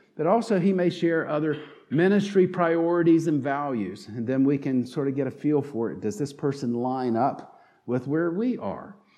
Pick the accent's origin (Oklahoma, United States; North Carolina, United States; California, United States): North Carolina, United States; accent: southern twang; moved away; also born or lived in Pittsburgh region; if you listen closely, will detect a southern twang in my voice, and you can know that I'm from North Carolina